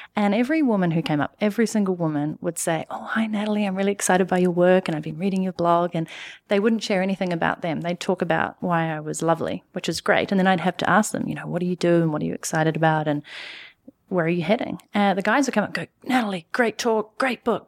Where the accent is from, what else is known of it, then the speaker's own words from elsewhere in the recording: New Zealand; moved away as an adult; also born or lived in London / Canada; I'm from New Zealand